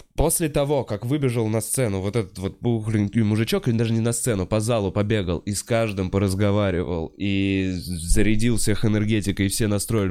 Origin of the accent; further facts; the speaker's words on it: Russia; я вроде из России